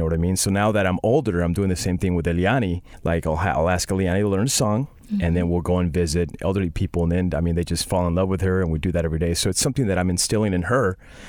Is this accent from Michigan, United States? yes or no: no; Central California, United States; I grew up in Central California. We are ex-campesinos. I grew up on a farm